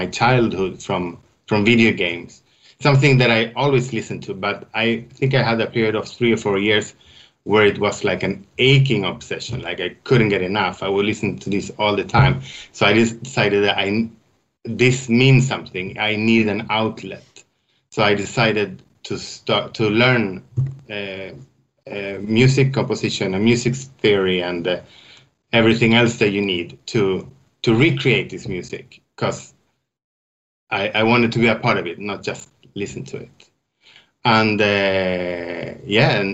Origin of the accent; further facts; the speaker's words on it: Västerås, Västmanland, Sweden; moved away as an adult; also born or lived in Stockholm, Sweden / Switzerland; I grew up in Västerås, is the name of my hometown in Sweden.